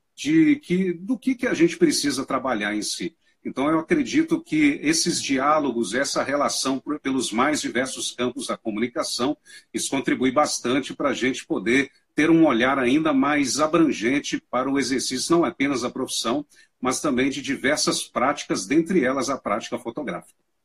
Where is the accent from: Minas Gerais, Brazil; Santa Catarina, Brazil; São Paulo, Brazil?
Minas Gerais, Brazil; Manhuaçu; moved away as an adult; now in Uberlândia, Brazil; Eu sou do interior, bem no interiorzão aqui de Minas Gerais, uma cidade que fica na região leste do estado, chama mãe Manhuaçu, né, a minha cidade